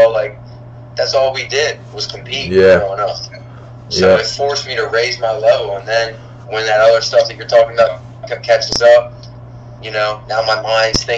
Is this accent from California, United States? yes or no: no; Baltimore, Maryland, United States; I grew up boxing in Umar, Baltimore Boxing Club.